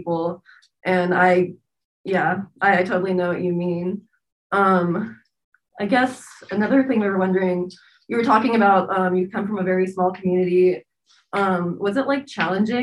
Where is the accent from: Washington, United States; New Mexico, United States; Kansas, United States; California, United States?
California, United States; I'm originally from California, but my family is from Laguna Pueblo